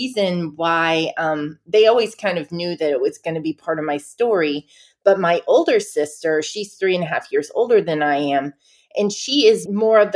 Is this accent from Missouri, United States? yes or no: no; Cullowhee, North Carolina, United States; moved away as an adult; also born or lived in Oberlin, Ohio; I'm from Cullowhee, North Carolina. It's an hour southwest of Asheville, North Carolina, which is kind of the nearest landmark that people will know of. So I grew up basically in the Great Smoky Mountains National Park.